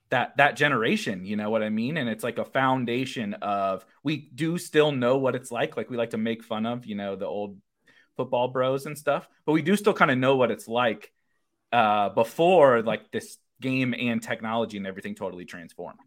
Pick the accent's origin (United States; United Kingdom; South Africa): United States; St. Louis, Missouri; now in Illinois, United States; I say I'm from Saint Louis, but I live on the, on the suburbs of Illinois